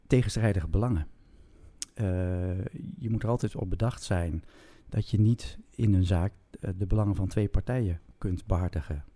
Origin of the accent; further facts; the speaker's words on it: Groningen, Netherlands; ik kom uit Groningen